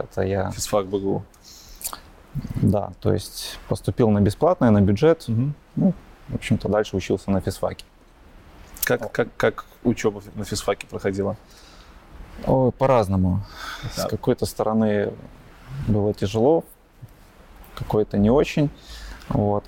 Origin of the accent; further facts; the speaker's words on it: Grodno, Grodno Region, Belarus; родился я в Гродно, а, учился, ну, как и многие до 9 класса в обычной школе